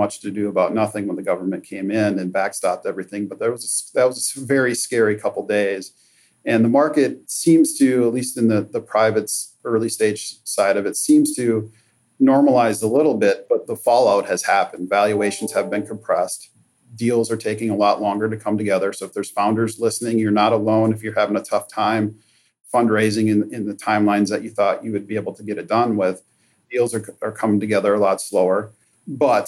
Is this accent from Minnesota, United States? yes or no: yes; Minnesota, United States; I'm born and raised in Minnesota, and I am so lucky and fortunate that our North American headquarters are based here in my hometown.